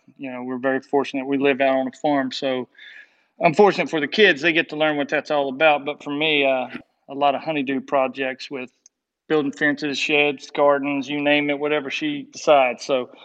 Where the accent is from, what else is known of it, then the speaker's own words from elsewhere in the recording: Marion, Virginia, United States; my hometown, Marion, Virginia